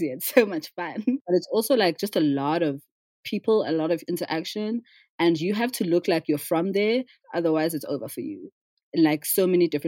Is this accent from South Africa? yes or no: yes; South Africa; So, as a South African, my experience has always been that the wealth in South Africa, wealth distribution has been is dismal